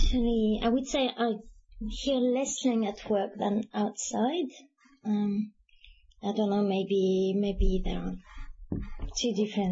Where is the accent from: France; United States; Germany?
France; accent: French; English is a second language; moved away as an adult; also born or lived in England; now in Melbourne, Australia; I obviously still have very strong French accent